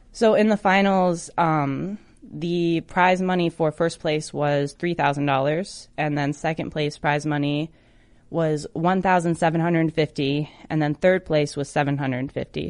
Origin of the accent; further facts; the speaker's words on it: Michigan, United States; my home state in Detroit, Michigan. I drove over to Detroit from Kalamazoo